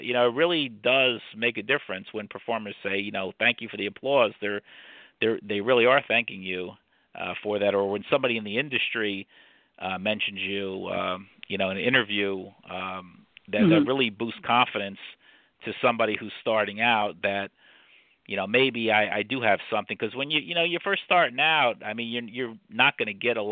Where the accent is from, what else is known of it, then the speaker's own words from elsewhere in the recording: New Jersey, United States; now in Lehigh Valley, United States; I'm from Jersey